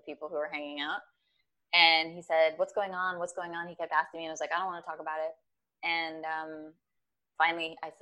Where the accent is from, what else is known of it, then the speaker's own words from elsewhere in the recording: Minneapolis, Minnesota, United States; I was born and raised in Minneapolis, right. Minnesota.